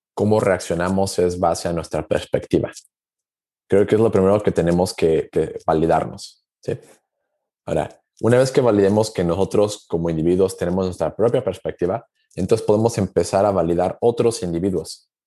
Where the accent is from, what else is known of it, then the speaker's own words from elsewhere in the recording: Aguascalientes, Mexico; Yo soy originario de México, de una ciudad llamada Aguascalientes